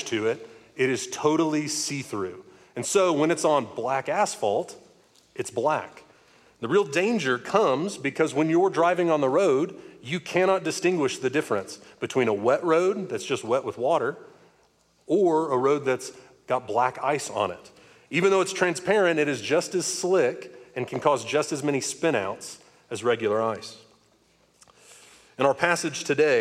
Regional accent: Northwest Arkansas, United States; I'm from Northwest Arkansas, so we don't get a ton of snow

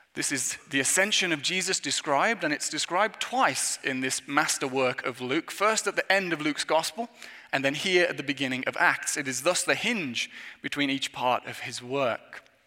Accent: England, United Kingdom; moved away; as an Englishman

